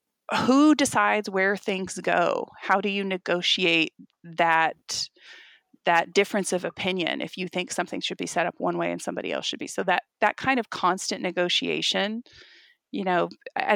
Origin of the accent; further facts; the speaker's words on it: Dallas, Texas, United States; I was raised in the South. I'm from Texas. I was raised in Dallas